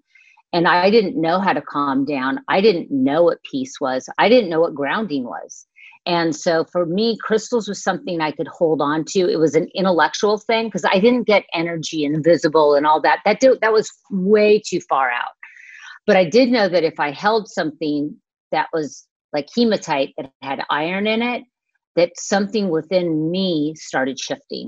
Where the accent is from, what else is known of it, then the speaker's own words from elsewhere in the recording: Manhattan Beach, California, United States; I grew up in Manhattan Beach